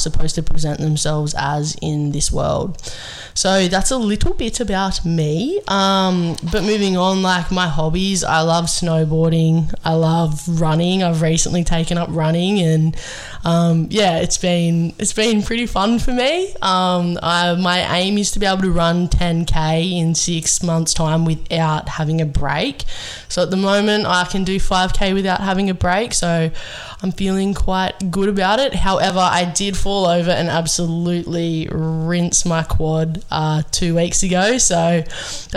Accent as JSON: {"language": "English", "town": "Sydney", "region": "New South Wales", "country": "Australia", "tie": "born or raised there", "said": "I grew up in the Sutherland Shire. I was born out that way"}